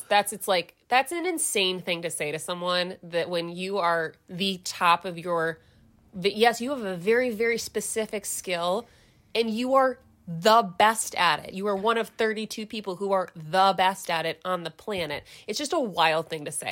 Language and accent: English; southeastern Michigan, United States; I was born and raised in southeastern Michigan